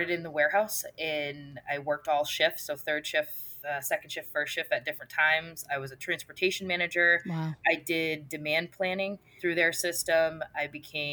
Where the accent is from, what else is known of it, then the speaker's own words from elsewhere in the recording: Auburn, Maine, United States; moved away as an adult; I could not be more obsessed with Maine, and I always knew that life would lead me back here, but the fact that I'm contributing to a business that's in my hometown